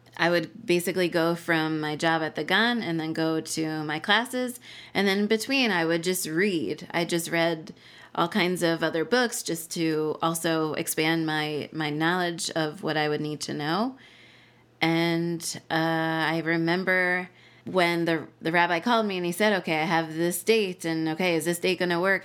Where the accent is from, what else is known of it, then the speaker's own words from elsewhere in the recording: New Jersey, United States; moved away as an adult; also born or lived in Israel / Hamilton, Ontario, Canada; now in Harrisburg, United States; I grew up in New Jersey